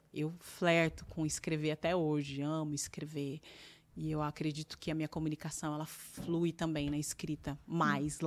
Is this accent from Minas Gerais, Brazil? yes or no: no; Campinas, São Paulo, Brazil; moved away as an adult; also born or lived in Cascavel, Paraná; E nós quatro crescemos lá em Campinas, num, numa periferia